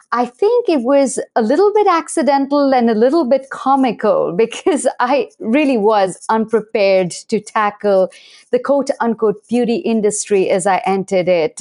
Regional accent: India; moved away as an adult; now in United States; I was born and raised primarily in India in an Ayurvedic household

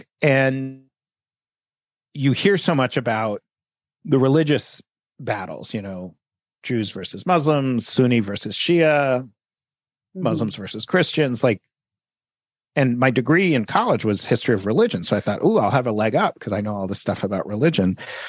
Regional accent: United States; I sort of felt like an immigrant to America, even though I'm an American and I grew up in America.

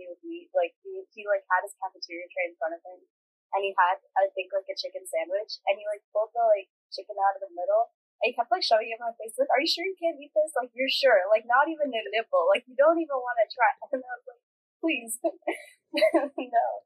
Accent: Northern Virginia, United States; I grew up in Virginia, I grew up in a pretty non-brown part of Virginia. Of Northern Virginia

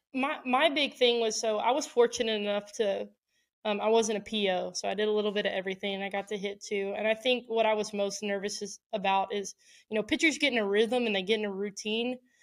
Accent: Houston, Texas, United States; my hometown

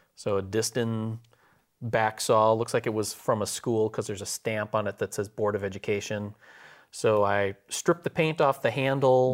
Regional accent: Wisconsin, United States; moved away; Wisconsin, my home state

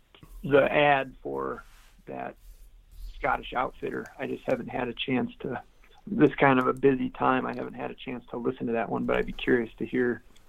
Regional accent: Caledonia, Michigan, United States; In the Lower Peninsula. I grew up in a little town. It used to be a little town called Caledonia. I was born in Grand Rapids, was the closest big city.

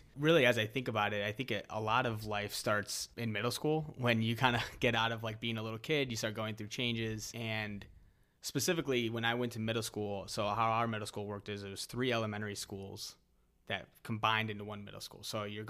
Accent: Ohio, United States; But yeah, I grew up in Northeast Ohio, not too far from the city that Tommy grew up in.

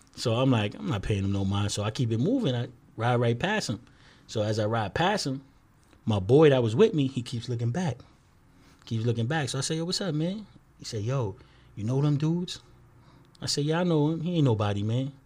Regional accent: New York City, New York, United States; we from two twenty-four from Bronxwood

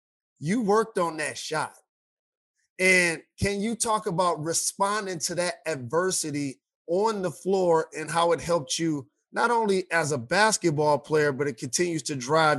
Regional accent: Detroit, Michigan, United States; born in the 70s and raised in the 80s, and fell in love with basketball because as a Detroiter, we drafted Isaiah Thomas, and that was my favorite hometown team.

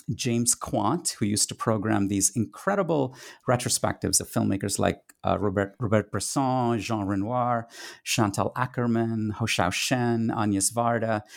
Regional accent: Kolkata, West Bengal, India; first language Tamil; English is a second language; moved away; a teenage cinephile growing up in India in the 1980s

